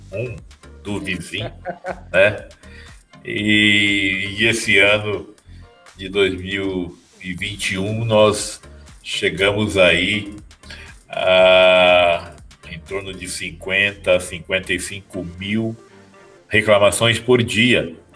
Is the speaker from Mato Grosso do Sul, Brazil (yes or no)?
yes; Campo Grande, Mato Grosso do Sul, Brazil; Eu sou de Campo Grande, no Mato Grosso do Sul. Estava vindo para São Paulo para participar de um projeto na internet e perdi o voo